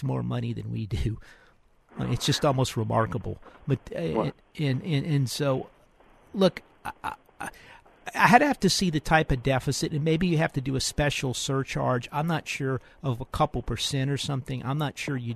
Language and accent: English; Jefferson Parish, Louisiana, United States; now in Houston, United States; I grew up in Jefferson Parish